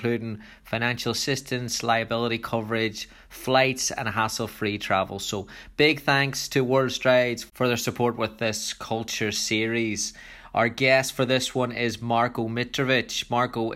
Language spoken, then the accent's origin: English; Ireland; I was growing up in Ireland in the 90s